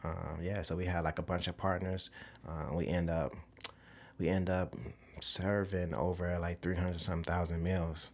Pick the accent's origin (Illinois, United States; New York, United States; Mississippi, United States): Illinois, United States; Chicago; I'm born and raised in Chicago